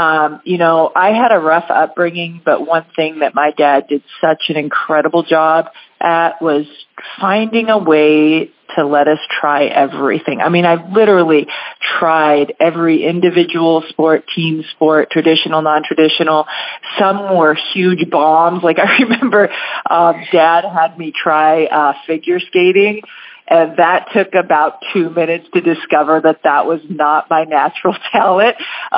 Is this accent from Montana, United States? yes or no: no; Spanaway, Washington, United States; Oh, well, I grew up over in the Spanaway area, kind of Spanaway-Tacoma area. My dad was in the military, and so he was stationed over there.